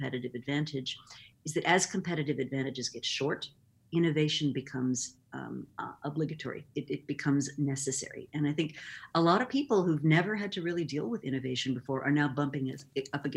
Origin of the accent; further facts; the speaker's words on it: Rochester, New York, United States; I grew up in Rochester, New York, and moved to New York City to go to Barnard College in the late 70s